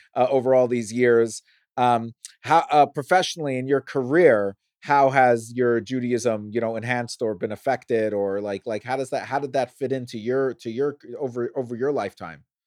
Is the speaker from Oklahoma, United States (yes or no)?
no; New York City, New York, United States; growing up in Brooklyn